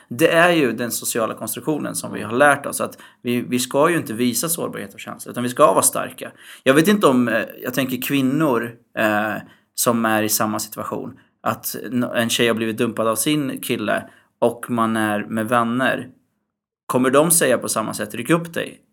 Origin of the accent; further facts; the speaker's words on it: Syria; Jag är ju mm. från Syrien